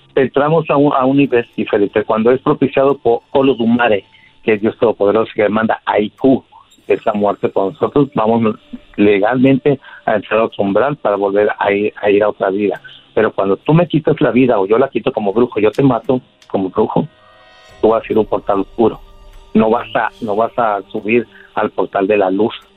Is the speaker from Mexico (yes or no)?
yes; Catemaco, Veracruz, Mexico; now in Mexicali, Mexico; Yo soy de Mexicali, de Catemaco, Veracruz, pero estoy aquí en Mexicali, California, porque aquí, tiene, aquí viven mis hijos